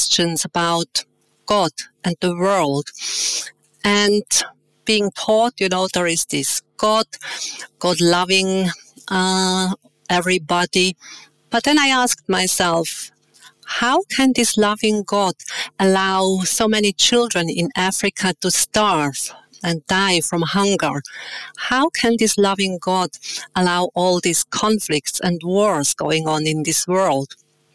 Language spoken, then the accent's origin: English; Winterthur, Zurich, Switzerland; moved away as an adult; I was born in Switzerland in a town called Winterthur. I have two brothers, which are younger than me. Growing up in a loving family